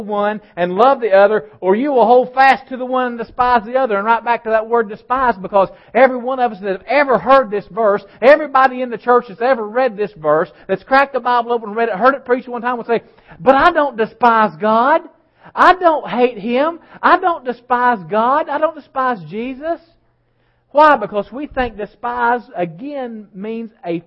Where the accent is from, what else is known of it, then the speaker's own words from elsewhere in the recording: West Virginia, United States; I was raised in West Virginia